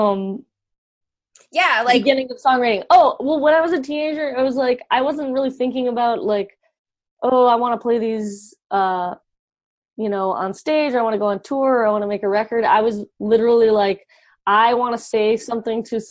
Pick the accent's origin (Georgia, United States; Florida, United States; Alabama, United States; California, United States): Georgia, United States; I grew up in Georgia